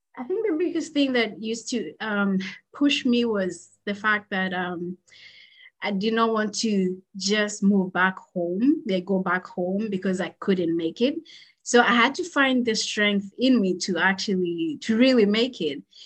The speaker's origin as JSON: {"language": "English", "country": "Kenya", "tie": "born or raised there", "moved": "as an adult", "lives_now": "United States", "said": "I grew up, born and raised in Kenya. So that's where I did uh, my schooling from um, kindergarten all the way to high school. And then I moved to the United States after high school"}